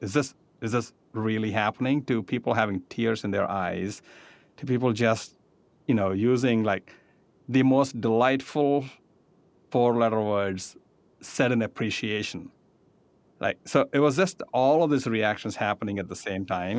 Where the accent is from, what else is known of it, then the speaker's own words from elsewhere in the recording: India; moved away; I grew up in India